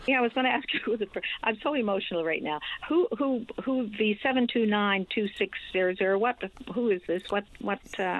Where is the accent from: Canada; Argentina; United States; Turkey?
Canada; Newfoundland and Labrador; moved away; I'm originally from Newfoundland, but I'm back, for, as I said, for a family reunion